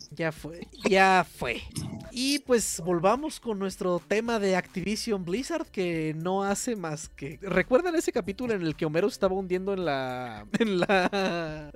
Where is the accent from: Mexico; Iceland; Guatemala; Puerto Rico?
Mexico; uno como mexicano no está muy acostumbrado